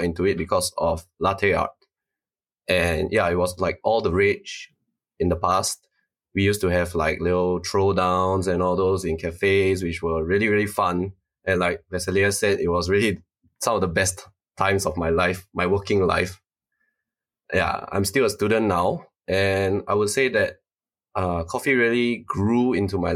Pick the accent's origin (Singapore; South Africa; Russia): Singapore; I'm from Singapore, born and raised. Spent all 26 years of my life here